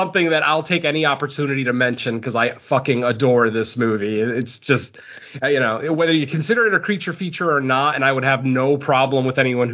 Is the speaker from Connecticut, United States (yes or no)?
yes; Connecticut, United States; also born or lived in Southern California; now in California, United States; I am originally from Connecticut. I currently live in California